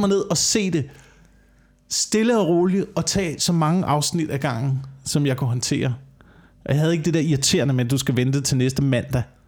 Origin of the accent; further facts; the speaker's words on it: Korsør, Zealand, Denmark; jeg voksede op i Korsør